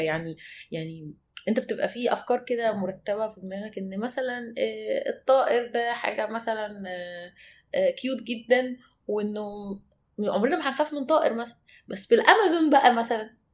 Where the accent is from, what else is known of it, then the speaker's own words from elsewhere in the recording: Egypt; احنا مصريين